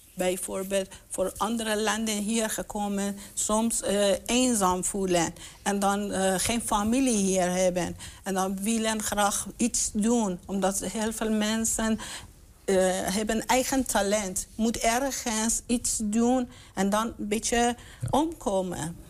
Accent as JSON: {"language": "Dutch", "country": "Iran", "moved": "yes", "lives_now": "Enschede, Netherlands", "said": "ik kom uit Iran."}